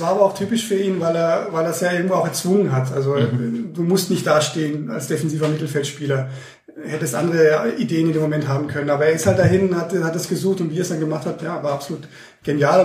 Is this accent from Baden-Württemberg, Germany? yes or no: yes; Heilbronn, Baden-Württemberg, Germany; now in Munich, Germany; als gebürtiger Heilbronner